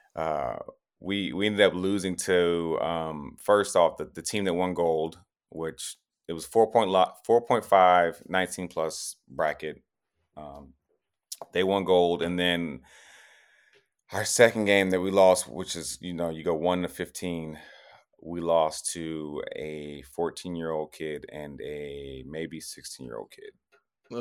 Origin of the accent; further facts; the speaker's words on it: Tennessee, United States; moved away; I'm from Tennessee